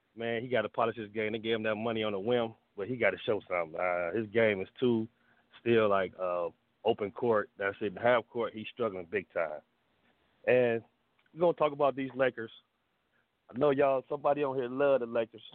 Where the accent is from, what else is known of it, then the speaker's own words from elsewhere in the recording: Cleveland, Ohio, United States; now in Georgia, United States; I am from Cleveland. I just live in Georgia